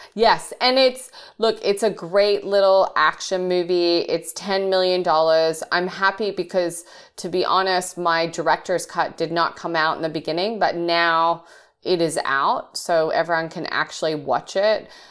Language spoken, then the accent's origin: English; Australia; moved away as an adult; also born or lived in England; now in United States; I was raised in Australia, so I am I am English and Australian, but I've now been living in America a long time.